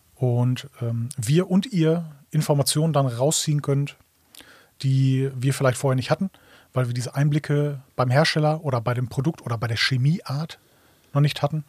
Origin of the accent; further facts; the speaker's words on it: Ruhr area, North Rhine-Westphalia, Germany; ich komme aus dem Ruhrgebiet